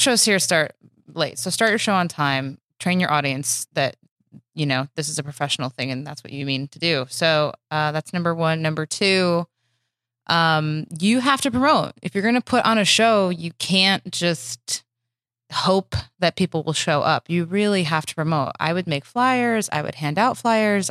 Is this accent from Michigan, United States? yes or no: yes; Michigan, United States; moved away as an adult; also born or lived in Chicago; now in Los Angeles, United States; I'm from Michigan.